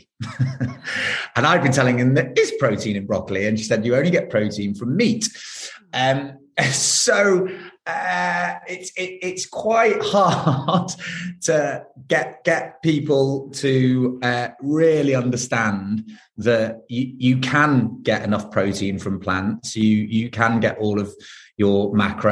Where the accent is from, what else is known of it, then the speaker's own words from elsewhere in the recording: Manchester, North West England, United Kingdom; I was brought up in South Manchester with two brothers